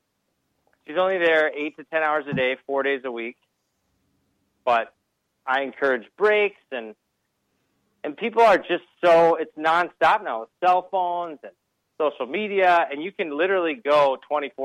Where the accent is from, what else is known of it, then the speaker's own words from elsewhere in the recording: Minnesota, United States; moved away; I'm from Minnesota